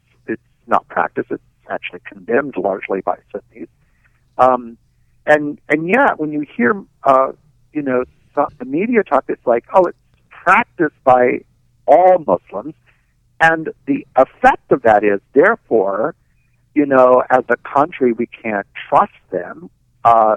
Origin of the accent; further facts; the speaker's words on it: New York, United States; I'm a New Yorker